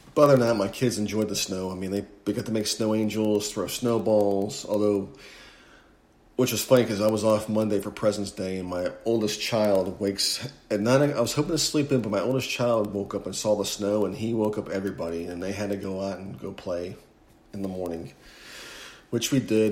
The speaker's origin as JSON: {"language": "English", "region": "Northeast", "country": "United States", "tie": "born or raised there", "moved": "as an adult", "lives_now": "Houston, United States", "said": "growing up in the Northeast, I never had to lose water or electricity"}